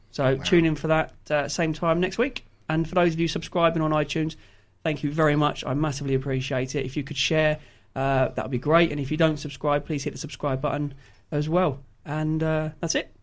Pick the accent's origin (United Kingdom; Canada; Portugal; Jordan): United Kingdom; Yaxley, East of England; we're all from Yaxley